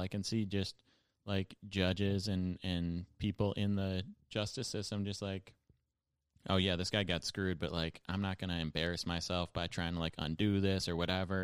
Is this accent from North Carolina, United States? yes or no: no; Buffalo, New York, United States; now in New York, United States; my hometown was, like, kind of slash is a center for the opioid crisis. Like, definitely more heroin addicts in Buffalo than most cities